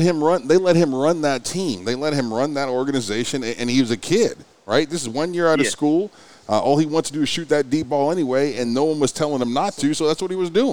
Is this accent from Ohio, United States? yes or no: yes; Ohio, United States; now in Oklahoma City, United States; I'm from Ohio